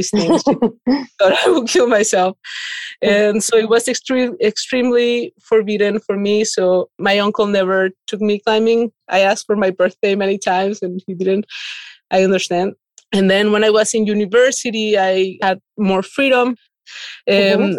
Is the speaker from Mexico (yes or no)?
yes; Mexico; moved away as an adult; now in Saint-Léger, France; I'm originally from Mexico